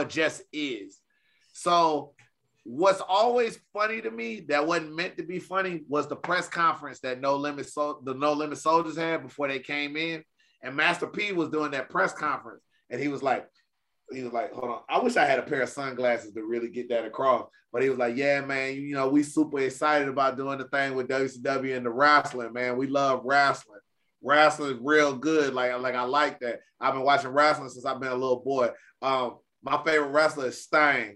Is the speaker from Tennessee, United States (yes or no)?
no; Georgia, United States; I'm from Georgia